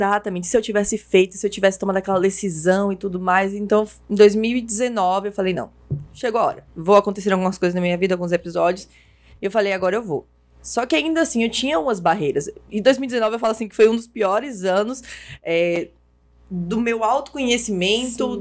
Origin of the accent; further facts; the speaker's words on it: Cruz das Almas, Bahia, Brazil; não tinha municipal na minha cidade, né? Como eu sou de Cruz das Almas